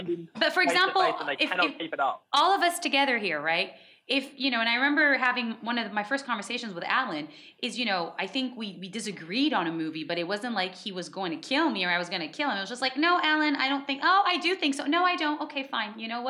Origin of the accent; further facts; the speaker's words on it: United States; And I'm American, so you can imagine